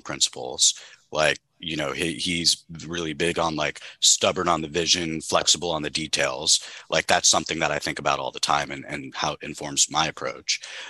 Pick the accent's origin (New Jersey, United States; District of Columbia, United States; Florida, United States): Florida, United States; South; I grew up in South Florida, and I was 8 years old in 2003